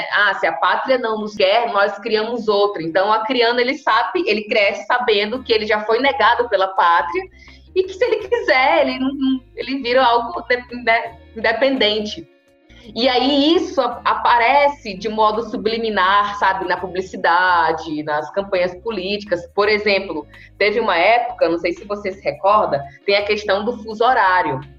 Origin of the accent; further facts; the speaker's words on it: Acre, Brazil; Eu costumo dizer que é muito chato quando eu falo que sou do Acre